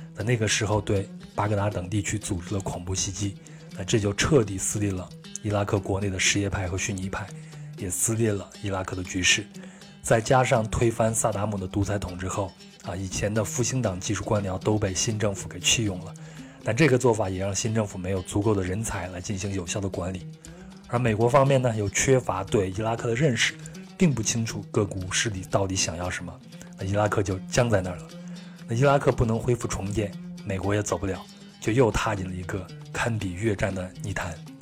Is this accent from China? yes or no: yes; Henan, China; moved away; 我老家的河南，我们也会吃很多的饼子